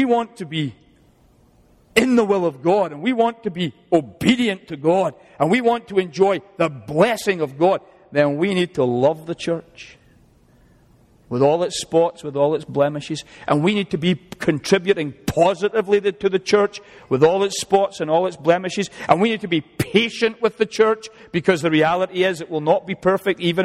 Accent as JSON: {"language": "English", "region": "Scotland", "country": "United Kingdom", "moved": "yes", "lives_now": "United States", "said": "I even like being Scottish"}